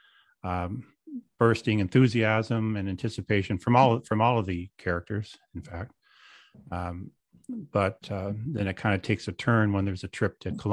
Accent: Kingston, Ontario, Canada; moved away; Kingston is my hometown

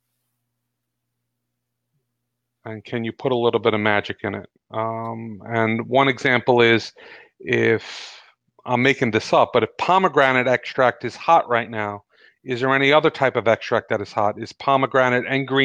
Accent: New York, United States; growing up in New York

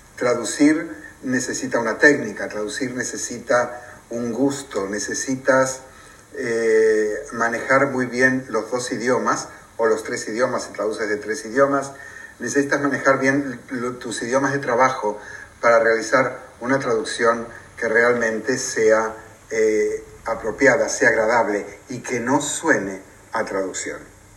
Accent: Argentina; also born or lived in Spain; now in United Kingdom; soy de Argentina y viví 11 años también en España

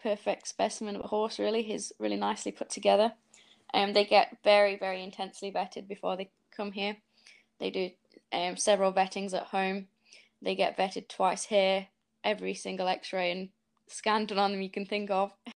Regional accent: Yorkshire and the Humber, United Kingdom; moved away as an adult; now in New Zealand; I'm 24 and I'm originally from Yorkshire, but for the last 5.5 years, I've been living in New Zealand

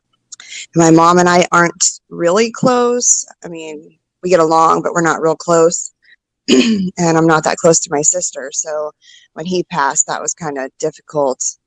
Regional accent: Austin, Texas, United States; also born or lived in Midland, Texas / Odessa, Texas / Georgetown, Texas / Round Rock, Texas; I was born in Midland, Odessa area. And I grew up in just like the little area of Austin. So Georgetown, Round Rock, Pflugerville, I've lived in all of those areas

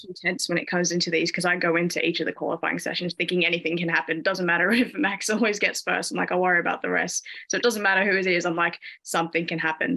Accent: Sydney, New South Wales, Australia; now in United Kingdom; I am actually from Sydney, Australia, so I'm Australian, but I'm in the UK right now.

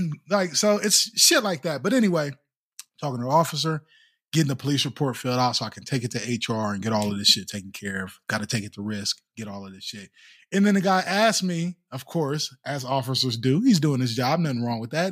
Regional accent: East Haven, Connecticut, United States; I grew up in East Haven

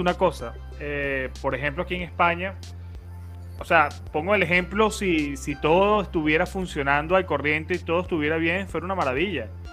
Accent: Venezuela; moved away; allá en mi país

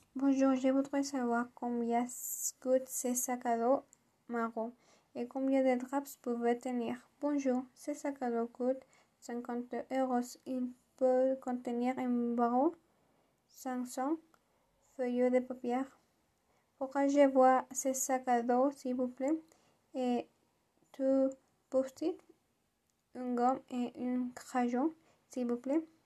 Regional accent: Mexico; French is a second language; Je suis de nationalité mexicaine et je suis née ici au Mexique

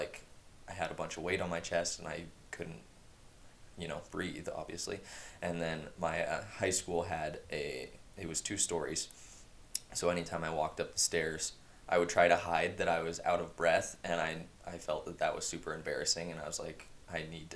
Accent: Yakima, Washington, United States; I was born and raised in Yakima, Washington.

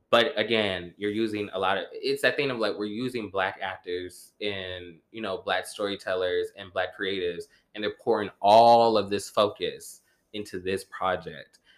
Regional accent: the South, United States; I'm from the South.

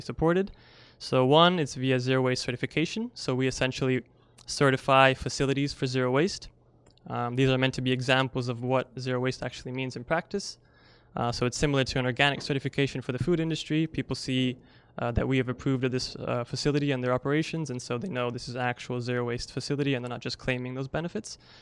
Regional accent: Italy; moved away; I'm actually originally from Europe, from Italy

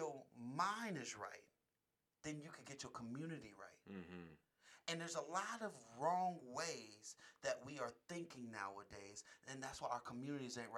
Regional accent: Oakland, California, United States; now in Las Vegas, United States; I come from Oakland, the Oakland Bay Area.

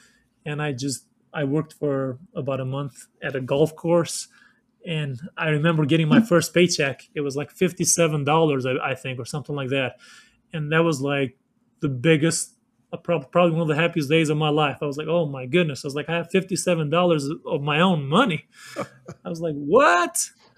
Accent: Kosovo; now in Denver, United States; going from a small town, like I said, that I grew up in Kosovo, to go into a big city like Denver

